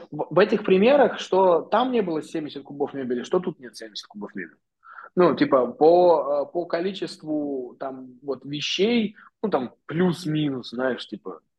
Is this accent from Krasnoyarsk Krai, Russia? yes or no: yes; Krasnoyarsk Krai, Russia; now in Moscow, Russia; Я переехал так в Москву из Красноярска переехал в Москву. Ну, вообще изначально я там из деревушки, и вот переехал в Москву.